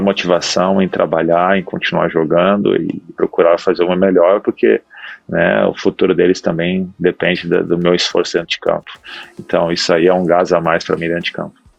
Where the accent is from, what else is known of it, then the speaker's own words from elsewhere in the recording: Gaúcho, Rio Grande do Sul, Brazil; moved away as an adult; Eu e ela, como somos gaúchos aí